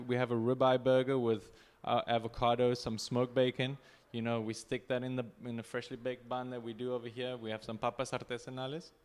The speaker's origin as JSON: {"language": "English", "town": "Cape Town", "region": "Western Cape", "country": "South Africa", "also_born_or_lived": "Tijuana, Mexico", "moved": "as an adult", "lives_now": "Ensenada, Mexico", "said": "I'm a South African guy. I'm a South African boy, Cape Town."}